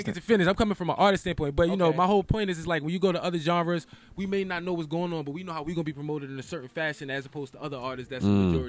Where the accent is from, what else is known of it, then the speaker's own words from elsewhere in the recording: New York City, New York, United States; moved away; I'm from the Bronx, man.